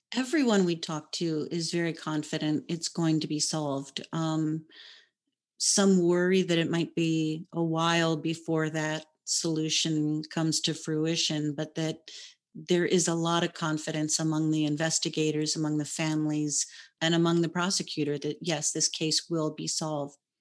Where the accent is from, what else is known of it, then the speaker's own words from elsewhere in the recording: Hawaii, United States; I was born and raised in Hawaii